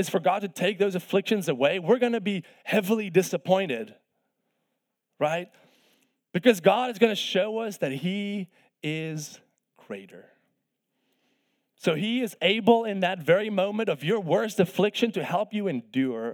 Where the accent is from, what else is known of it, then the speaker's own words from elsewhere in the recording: South Africa; moved away as an adult; I'm from South Africa, of course, originally. I came here on a golf scholarship to play college golf